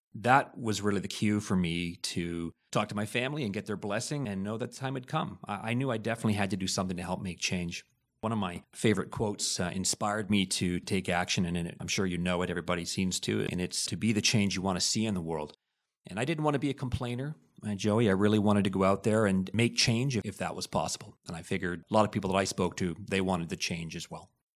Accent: Hamilton, Ontario, Canada; also born or lived in Liverpool, United Kingdom; I was born in Liverpool, and we came to Canada in nineteen sixty-nine when I was eleven months old. My dad ended up working at Stelco. My mom was a nurse in the general hospital. Pretty much quintessential Hamiltonian ever since I was eleven months old

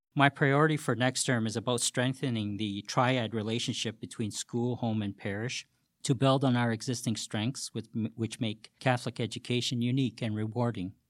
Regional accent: Hamilton, Ontario, Canada; born and raised in Hamilton

